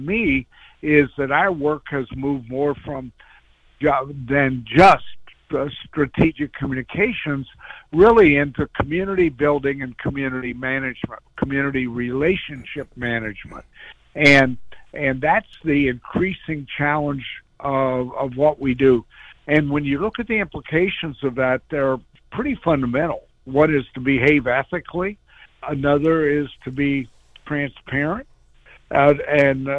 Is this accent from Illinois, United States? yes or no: yes; Illinois, United States; moved away; I'm an old farm boy. I grew up in Illinois